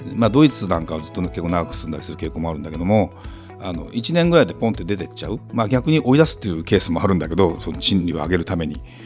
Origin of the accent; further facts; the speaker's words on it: Kanto, Japan; 関東人なので